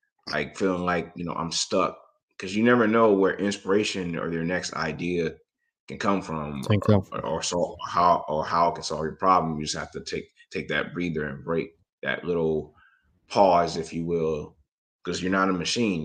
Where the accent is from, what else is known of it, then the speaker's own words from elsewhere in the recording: Detroit, Michigan, United States; I was born in Detroit